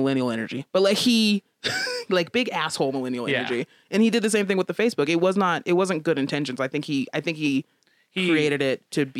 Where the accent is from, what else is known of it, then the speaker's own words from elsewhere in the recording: United States; I'm an American